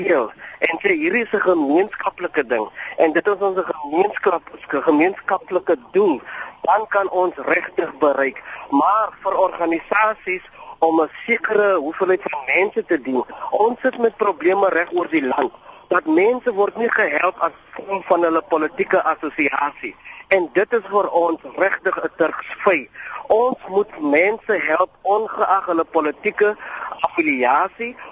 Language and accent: Afrikaans; South Africa